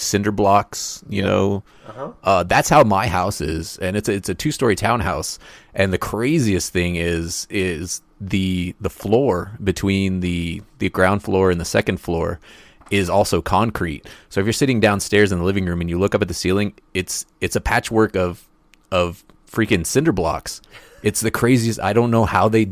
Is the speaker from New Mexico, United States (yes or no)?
yes; Roswell, New Mexico, United States; Roswell, New Mexico, which is my hometown